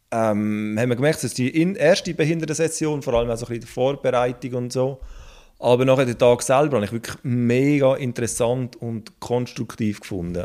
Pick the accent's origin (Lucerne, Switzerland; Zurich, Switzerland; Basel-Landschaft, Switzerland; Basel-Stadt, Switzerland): Basel-Landschaft, Switzerland; ich komme aus dem Baselbiet